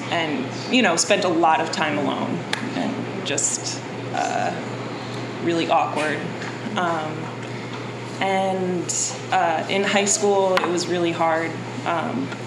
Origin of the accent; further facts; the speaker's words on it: Connecticut, United States; I was born in Connecticut, 30 minutes outside of New York City, in a really wealthy neighborhood